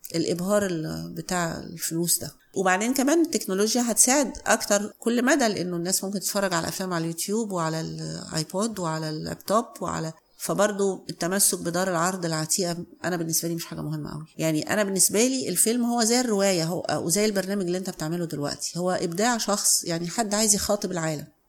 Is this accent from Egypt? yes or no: yes; Cairo, Cairo Governorate, Egypt; أنا اتولدت في القاهرة